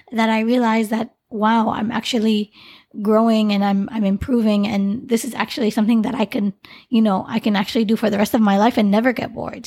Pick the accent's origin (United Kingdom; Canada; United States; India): Canada; the name I grew up with in Canada